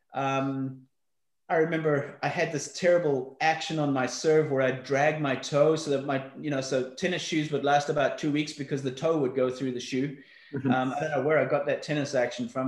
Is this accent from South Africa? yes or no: yes; Johannesburg, Gauteng, South Africa; also born or lived in Belfast, Northern Ireland; I was brought up in South Africa. I was born in Belfast, Northern Ireland. We left there when I was six. Um, uh, moved to, uh, to Johannesburg, South Africa